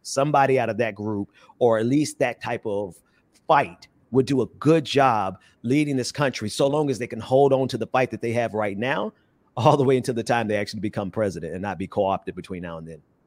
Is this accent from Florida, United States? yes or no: yes; Fort Lauderdale, Florida, United States; now in Atlanta, United States; grew up in Fort Lauderdale.